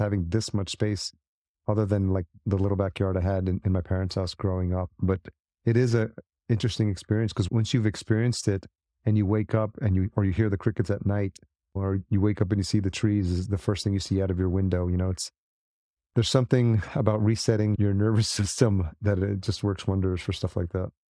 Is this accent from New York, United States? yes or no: yes; New York City, New York, United States; moved away as an adult; also born or lived in Los Angeles; I grew up in the city, as you, I mean, I'm, I'm a New Yorker at heart